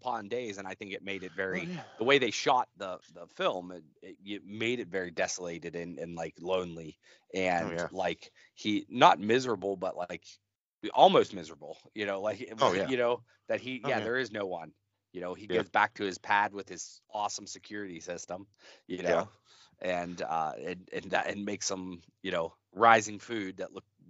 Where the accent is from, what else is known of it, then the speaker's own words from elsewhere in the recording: West Virginia, United States; maybe I am from West Virginia